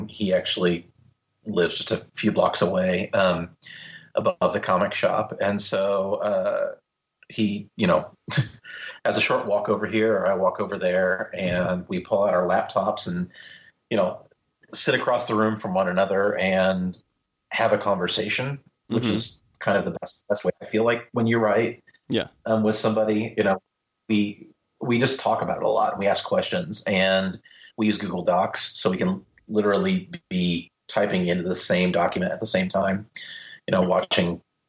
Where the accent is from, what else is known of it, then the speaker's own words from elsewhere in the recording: Midwest, United States; I'm from the Midwest, man.